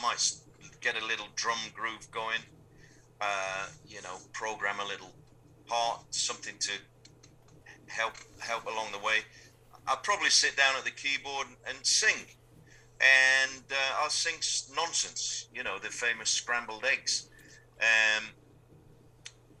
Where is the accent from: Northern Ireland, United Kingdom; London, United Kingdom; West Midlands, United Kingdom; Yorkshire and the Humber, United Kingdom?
Yorkshire and the Humber, United Kingdom; Sheffield; I grew up in Sheffield